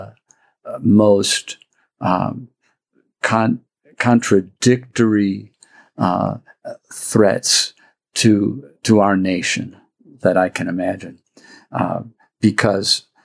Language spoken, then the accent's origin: English; Wisconsin, United States; also born or lived in Dallas, Texas; now in El Paso, United States; as a kid growing up in Wisconsin and then a priest of Dallas